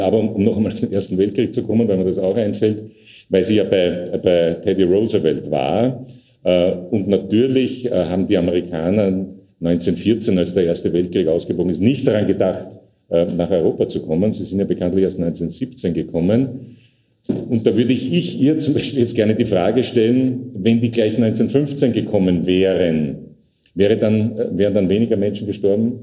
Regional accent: Austria; als Österreicher

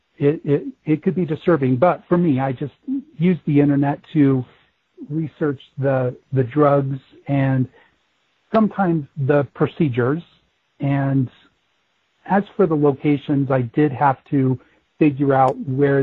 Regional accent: Denver, Colorado, United States; That is where I've grown up, and I was born and raised in Denver

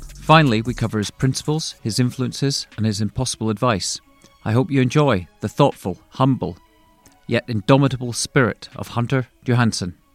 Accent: west and north of Scotland, United Kingdom; moved away as an adult; now in New York, United States; when I was growing up running around in fields and, and sort of the west and north of Scotland

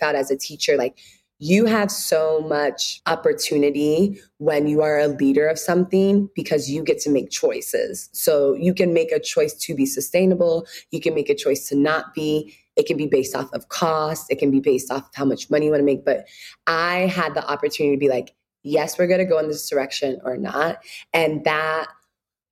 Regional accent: United States; also born or lived in Ghana / Chicago; I was born here in the States.

